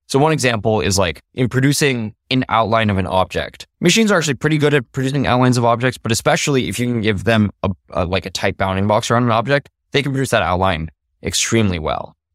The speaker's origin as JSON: {"language": "English", "town": "Los Alamos", "region": "New Mexico", "country": "United States", "tie": "born or raised there", "said": "I grew up in Los Alamos, New Mexico"}